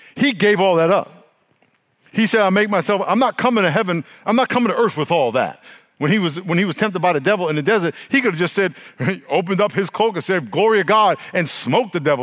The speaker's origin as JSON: {"language": "English", "region": "New York", "country": "United States", "tie": "born or raised there", "moved": "yes", "lives_now": "California, United States", "said": "when I grew up in New York"}